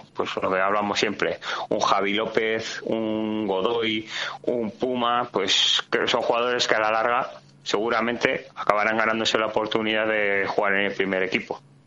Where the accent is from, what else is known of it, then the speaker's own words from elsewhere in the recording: Vitoria-Gasteiz, Basque Country, Spain; somos el reflejo de Vitoria y en Vitoria siempre somos más de criticar que de verlo